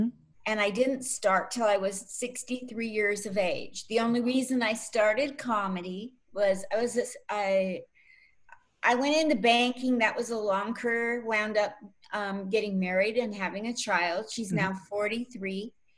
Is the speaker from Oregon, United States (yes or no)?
yes; Portland, Oregon, United States; moved away as an adult; also born or lived in Germany / Southern California; I was born in Portland, Oregon in 1951. Wow. So in 31 more years, I'll be an official antique. And I grew up in Portland in a really weird time.